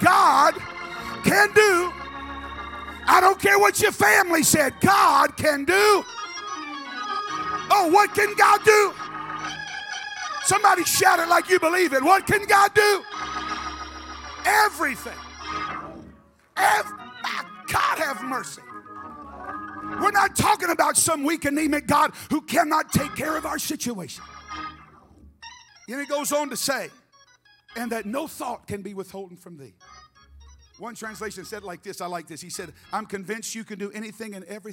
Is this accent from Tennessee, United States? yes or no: yes; Memphis, Tennessee, United States; moved away; I was raised in Memphis.